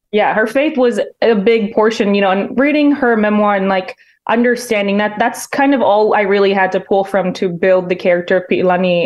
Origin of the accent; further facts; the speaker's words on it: Hawaii, United States; I was born and raised in Hawaii